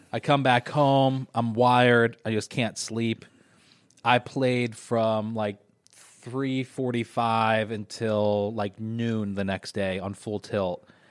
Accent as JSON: {"language": "English", "town": "Syracuse", "region": "New York", "country": "United States", "tie": "born or raised there", "said": "my hometown."}